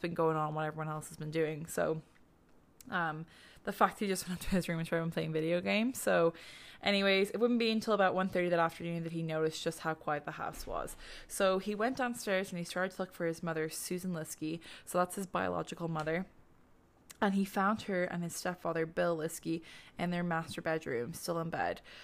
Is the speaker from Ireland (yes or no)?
yes; Ireland; now in Canada; we're Irish, um, being in Canada